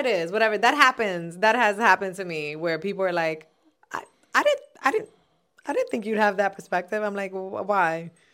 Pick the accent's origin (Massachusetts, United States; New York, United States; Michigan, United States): New York, United States; New York City; I'm from Castle Hill